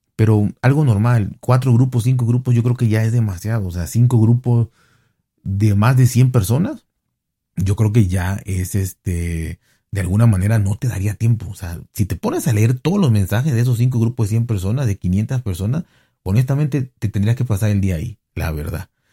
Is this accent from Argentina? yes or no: no; Mexico; a mí como mexicano